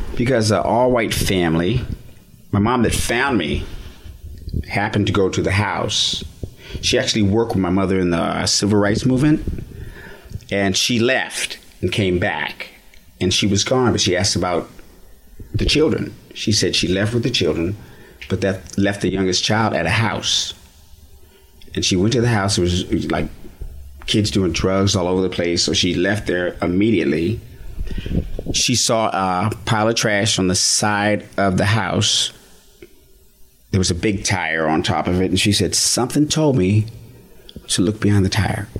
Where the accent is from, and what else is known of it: United States; born or raised there; also born or lived in Laramie, Wyoming / Fort Collins, Colorado